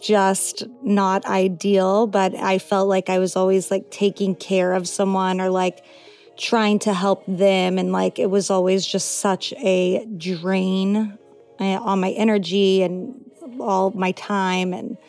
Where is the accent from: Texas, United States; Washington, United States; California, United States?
Texas, United States; Houston; now in Los Angeles, United States; I'm 33. I'm originally from Houston, Texas, now living in Los Angeles, and I'm an actor and director.